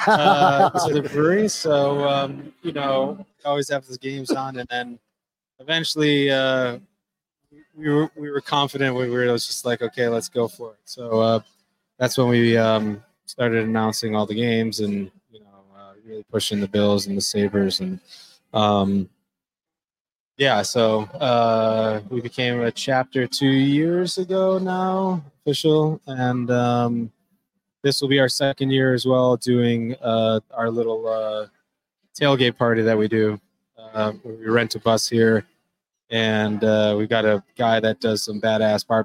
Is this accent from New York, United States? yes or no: yes; Amherst, New York, United States; moved away as an adult; now in Dania Beach, United States; I grew up in Amherst, New York